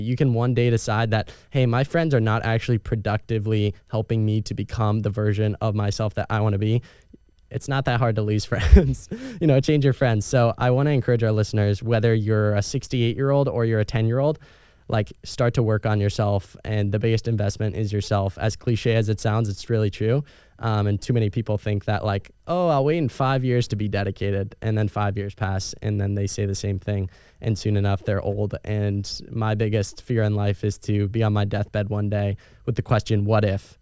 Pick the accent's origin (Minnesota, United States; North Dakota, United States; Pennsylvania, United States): Pennsylvania, United States; Erie; growing up in Erie, Pennsylvania